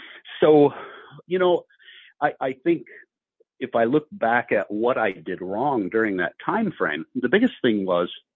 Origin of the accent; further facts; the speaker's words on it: Ohio, United States; moved away as an adult; also born or lived in Houston, Texas; my wife and I were both born and raised in Ohio